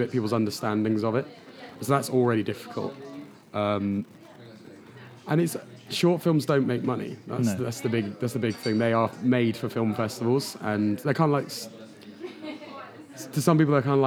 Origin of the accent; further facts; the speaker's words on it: Devon, South West England, United Kingdom; moved away; I'm from Devon